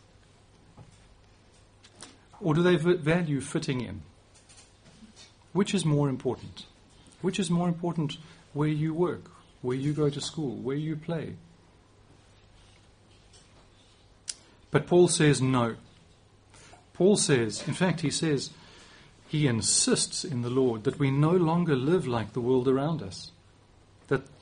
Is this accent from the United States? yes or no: no; South Africa; moved away as an adult; now in England, United Kingdom; my accent probably won't change. I'm too old for that, at least not much. But I can choose, and I do choose, to use some different words here in England than I would use in South Africa